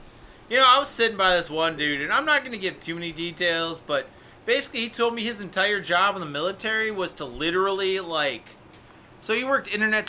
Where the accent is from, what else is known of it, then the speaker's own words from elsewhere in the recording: Midwest, United States; I'm Midwestern.